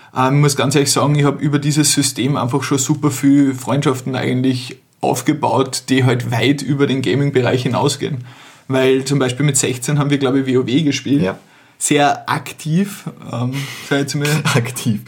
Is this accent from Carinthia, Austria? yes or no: yes; Carinthia, Austria; mit dem wir zusammen aufgewachsen sind in Kärnten, wo, also aus meiner Heimatortschaft